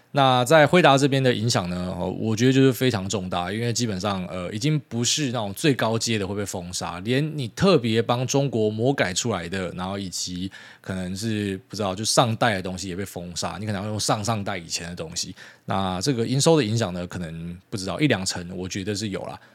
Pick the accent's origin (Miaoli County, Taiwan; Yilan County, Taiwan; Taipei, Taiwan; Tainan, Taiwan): Miaoli County, Taiwan; 我是苗栗来的，我在这个什么农田的环境长大